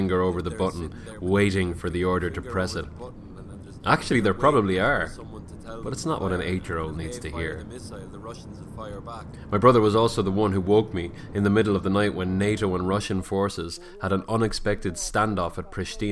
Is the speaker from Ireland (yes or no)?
yes; Ireland; I am Irish. And when I was growing up, my cousin used to tell me stories about the banshee